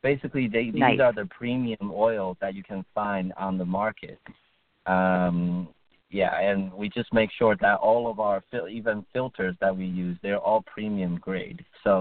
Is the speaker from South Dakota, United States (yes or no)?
no; Bergen County, northern New Jersey, United States; I grew up in Bergen County